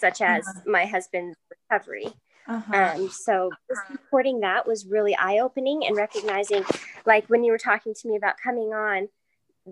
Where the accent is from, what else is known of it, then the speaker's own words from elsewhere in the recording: Aurora, Colorado, United States; also born or lived in California; I was actually born in California, but I lived most of my life in Aurora, Colorado